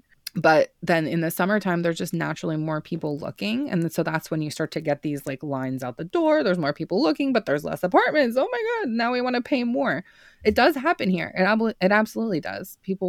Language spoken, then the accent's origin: English; Santa Fe, New Mexico, United States; I grew up in Santa Fe, New Mexico. It's northern New Mexico, and it is in the United States.